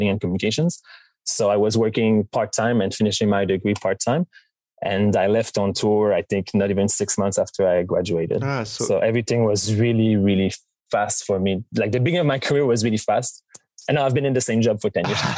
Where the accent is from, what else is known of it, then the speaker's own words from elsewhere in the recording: Montreal, Quebec, Canada; being from Montreal, growing up in Quebec